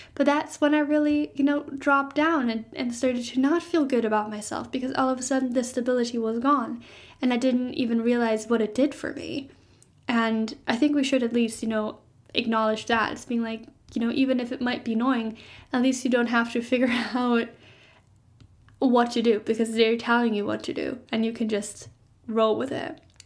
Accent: Germany; I'm from Germany

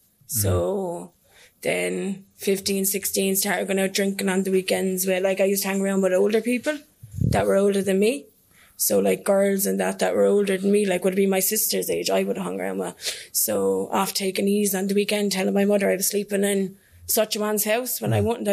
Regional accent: Kilcone, County Waterford, Ireland; I'm from Kilcone and Waterford, so it's rough enough

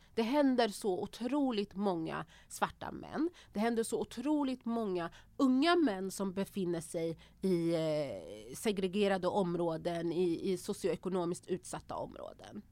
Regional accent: Örebro, Örebro County, Sweden; moved away as an adult; also born or lived in Banjul, Gambia; now in Stockholm, Sweden; jag är uppväxt i Örebro, i Vivalla

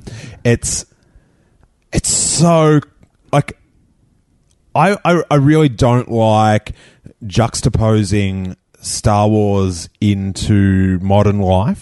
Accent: Rosebud, Victoria, Australia; an hour away from where I grew up in Rosebud

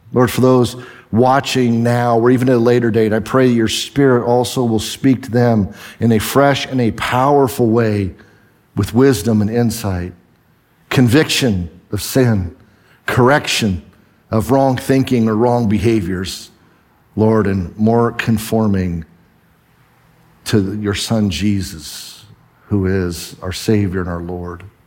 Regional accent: the Northwest, Pacific Northwest, United States; I'm from the Northwest.

